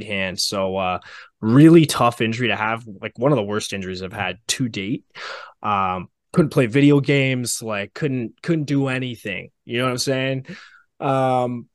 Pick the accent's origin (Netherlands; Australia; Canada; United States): Canada; not being able to work in the States, but as a Canadian